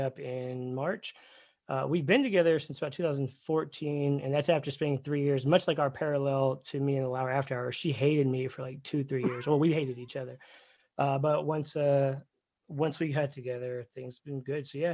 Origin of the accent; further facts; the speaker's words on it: Dallas, Texas, United States; also born or lived in Fayetteville, North Carolina / Afghanistan / Tampa, Florida / San Antonio, Texas; I'm born and raised in Dallas, but I've lived a few places